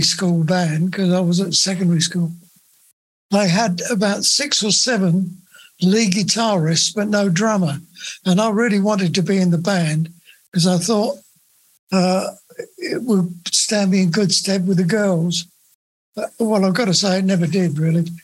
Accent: Luton, East of England, United Kingdom; also born or lived in Bedford; I grew up in Bedford uh, uh, and uh, and then my later years, well, I say later years, from about seven to leaving home at 15, I lived in Luton.

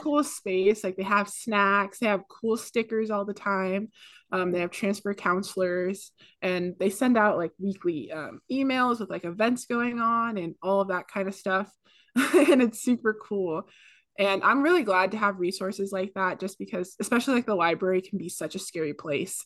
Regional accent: Pacifica, California, United States; moved away as an adult; now in Santa Barbara, United States; I'm from the Bay Area, but specifically Pacifica, which is, like, a small beach town ten minutes outside of San Francisco.

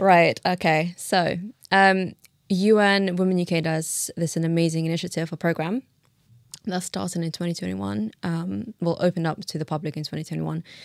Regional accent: London, United Kingdom; born or raised there; also born or lived in Tashkent, Uzbekistan

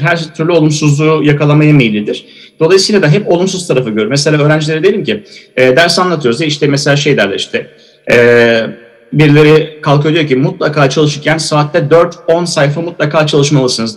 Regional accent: Eskişehir, Turkey; Eskişehir Osman Gaziantep Fakültesi mezunuyum. Eskişehirliyim

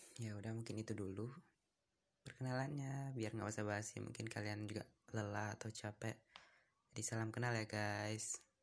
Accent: Surabaya, East Java, Indonesia; Aku dari Surabaya

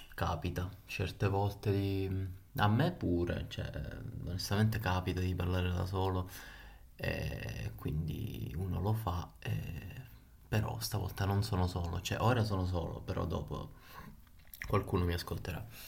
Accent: Palermo, Sicily, Italy; now in Rome, Italy; vi sto parlando da Roma, comunque Roma capitale, ma io sono di Palermo

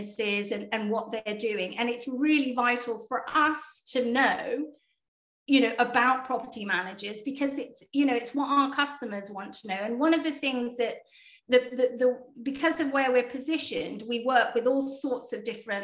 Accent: United Kingdom; accent: British; most of us are actually based in the UK

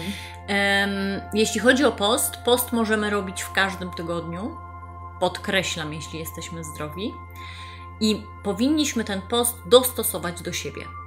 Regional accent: Gdańsk, Pomeranian Voivodeship, Poland; Ja jestem z Gdańska, y, z Przymorza, tu mieszkam, tu pracuję

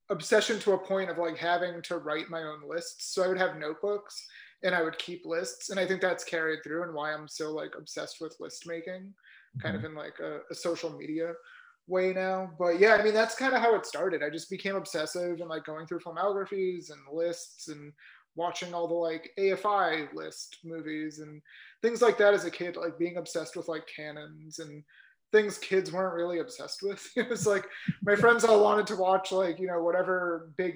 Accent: New Hampshire, United States; moved away; I'm from New Hampshire. So, you know, we had like small video stores

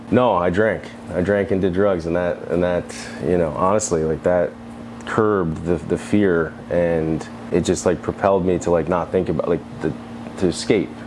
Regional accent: Adams, New York, United States; also born or lived in California; I'm from Adams, New York, which is about an hour south of Canada. Grateful to be from upstate New York

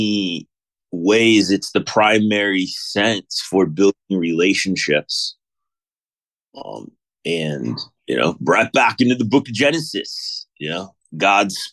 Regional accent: Mission Viejo, California, United States; I grew up in Southern California, a town called Mission Viejo.

